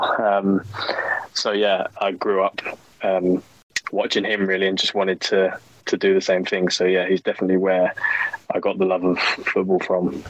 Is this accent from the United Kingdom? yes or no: yes; England, United Kingdom; being English.